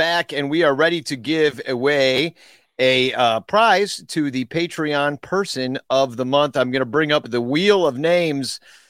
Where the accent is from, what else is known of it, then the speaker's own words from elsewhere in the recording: Arlington Heights, Illinois, United States; I'm from Improv. Arlington Heights. I'm the Arlington Heights Rocket.